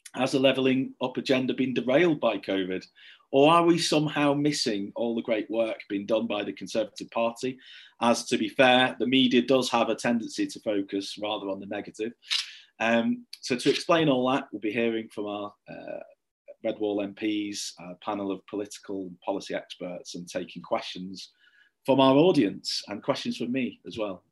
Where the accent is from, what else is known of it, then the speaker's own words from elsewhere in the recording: St Helens, North West England, United Kingdom; now in Manchester, United Kingdom; I grew up in St Helens in Merseyside and now live in Manchester